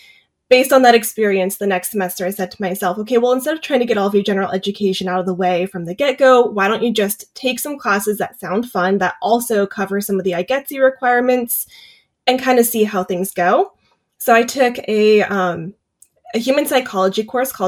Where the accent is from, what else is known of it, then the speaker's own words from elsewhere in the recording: Davis, California, United States; I grew up in Davis, so I've spent a lot of time exploring campus